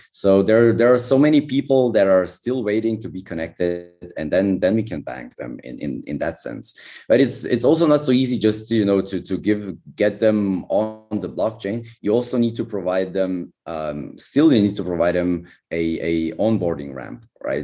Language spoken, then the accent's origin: English; Slovenia; I'm from Slovenia